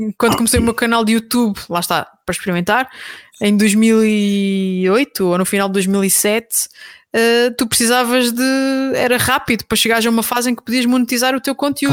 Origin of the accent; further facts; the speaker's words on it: Terceira Island, Azores, Portugal; moved away as an adult; now in Lisbon, Portugal; eu sou açoriana, eh, nasci na Ilha Terceira